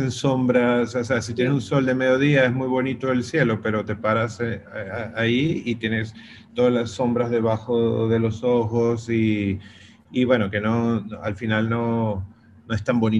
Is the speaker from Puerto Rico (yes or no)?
no; Venezuela; soy de Venezuela, he hecho fotos en Venezuela.